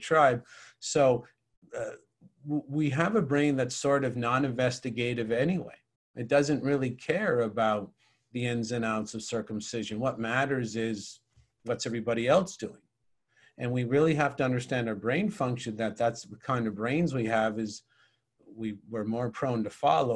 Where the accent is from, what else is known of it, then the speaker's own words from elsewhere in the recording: St. John's, Newfoundland and Labrador, Canada; moved away; I lived in St. John's, Newfoundland